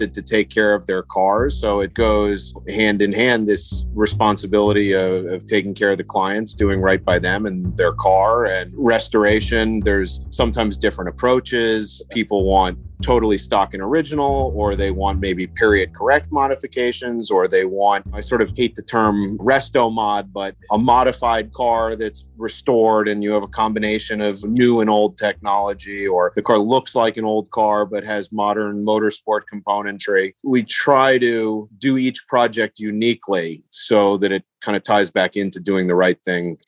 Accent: New York, United States; now in Los Angeles, United States; Growing up in New York

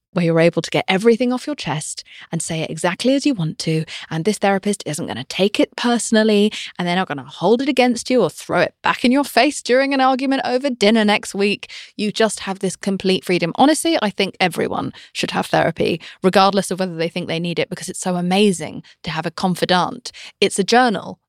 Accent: United Kingdom; I'm British

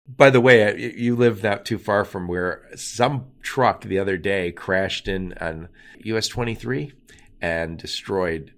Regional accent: Michigan, United States; another Michigander

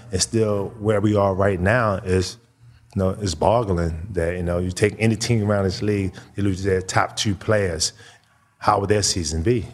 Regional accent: Baltimore, Maryland, United States; moved away; growing up in Baltimore

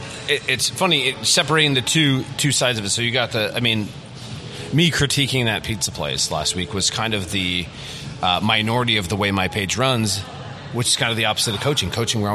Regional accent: Midwest, United States; we're from the Midwest, so I've always been a Minnesota Twins fan.

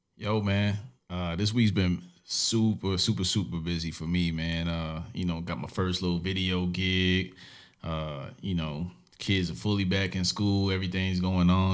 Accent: New York City, New York, United States; I grew up in Brooklyn, New York

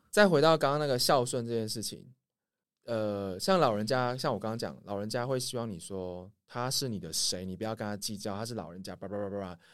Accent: Taiwan; 我们台湾人

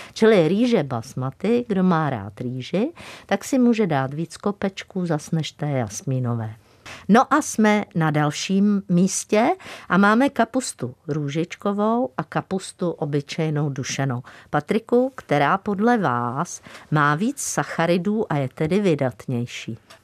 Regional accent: Czechia; jsme Češi, Moravané a Slezané

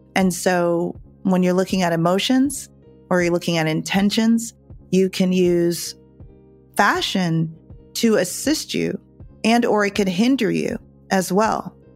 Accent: Northeast, United States; also born or lived in Jamaica; we grew up in the suburbs in the Northeast here in the US

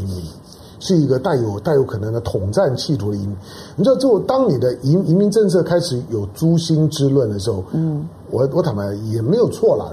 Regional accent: Taiwan; 我想幸好我是在台湾土生土土长

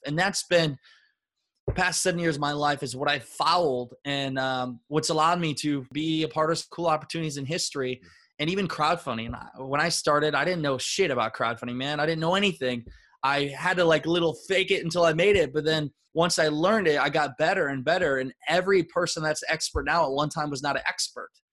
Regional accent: Northeast Iowa, United States; I grew up in Northeast Iowa

